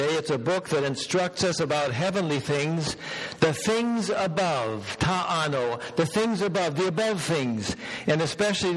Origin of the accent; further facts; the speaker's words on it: Minnesota, United States; now in Bellingham, United States; out in the rural part, similar to what I grew up in back in Minnesota